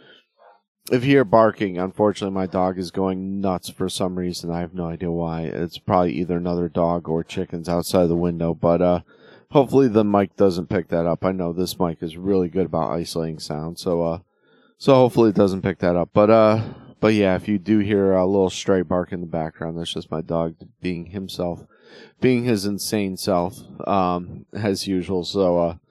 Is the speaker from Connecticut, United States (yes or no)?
yes; Connecticut, United States; moved away; I'm originally from Connecticut